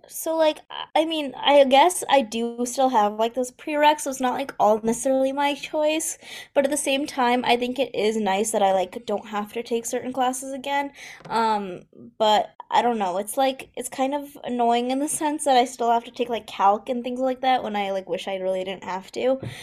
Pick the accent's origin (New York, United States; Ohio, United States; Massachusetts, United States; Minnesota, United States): New York, United States; near Rochester; I'm at the University of Rochester, which is, like, um, sort of, like, close to my hometown